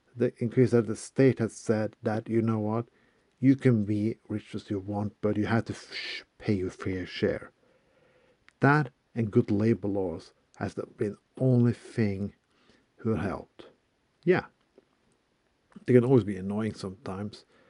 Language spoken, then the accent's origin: English; Bergen, Vestland, Norway; my hometown of Bergen